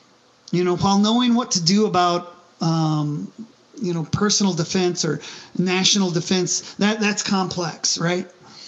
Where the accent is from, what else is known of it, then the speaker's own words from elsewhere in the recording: United States; as an American, as a veteran, of the military